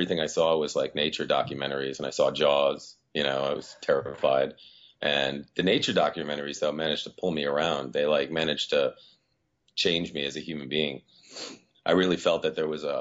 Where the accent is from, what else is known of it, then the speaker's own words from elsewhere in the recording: Rhode Island, United States; also born or lived in Azores, Portugal; Well, I'm originally from the Azores. And when I was 3 years old, I moved over here to New England. And I've lived here in Rhode Island for most of my life